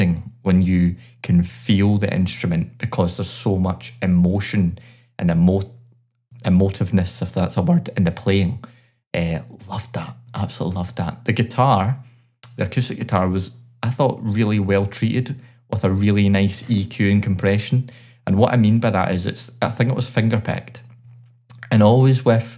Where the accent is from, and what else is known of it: Glasgow, Scotland, United Kingdom; born or raised there